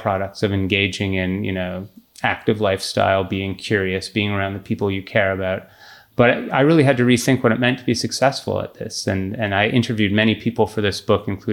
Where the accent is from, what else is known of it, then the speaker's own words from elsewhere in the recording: Canada; growing up in Canada